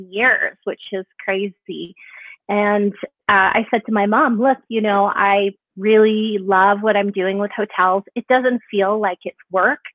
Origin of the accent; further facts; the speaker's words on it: Kelowna, British Columbia, Canada; I'm originally from Canada. I was living in a small town, small 100,000 plus people, Kelowna, British Columbia.